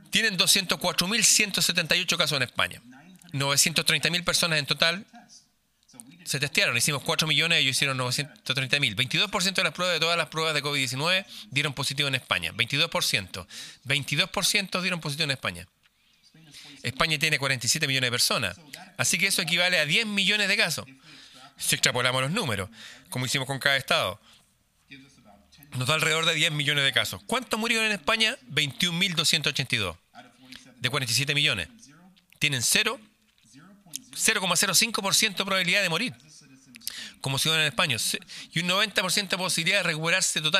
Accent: Norway; Spanish is a second language; Suecia y Noruega, por ejemplo. Yo soy noruego. Noruega tuvo cuarentena.

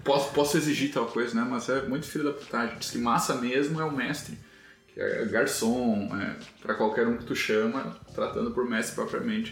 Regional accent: Santa Rosa, Rio Grande do Sul, Brazil; moved away; also born or lived in Santo Cristo; Eu cresci, passei a maior parte da minha vida em Santa Rosa, um é, município ao lado ali

